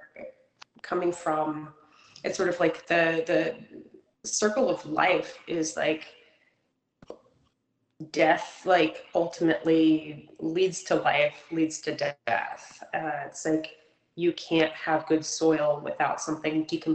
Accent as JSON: {"language": "English", "region": "Kentucky", "country": "United States", "also_born_or_lived": "New England", "moved": "yes", "lives_now": "Florence, United States", "said": "I'm actually originally from Kentucky"}